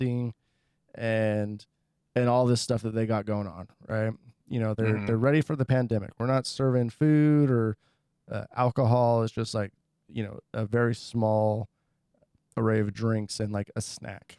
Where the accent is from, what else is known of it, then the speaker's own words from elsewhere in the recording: Seattle, Washington, United States; I'm from Seattle, Washington.